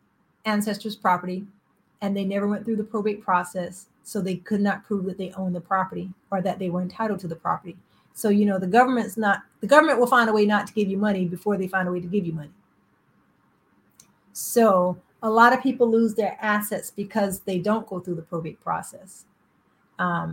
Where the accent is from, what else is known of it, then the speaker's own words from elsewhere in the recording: South Carolina, United States; I'm from South Carolina.